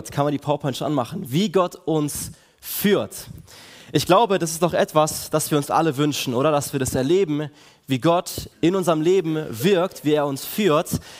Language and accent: German; Villingen, Baden-Württemberg, Germany; ich komme aus Villingen, bin dort einer der Pastoren der KL4